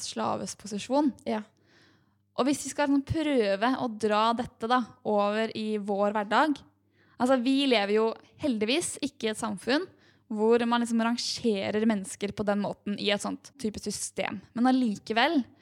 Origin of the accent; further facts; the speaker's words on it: Norway; vi her oppe i mm. trygge Norge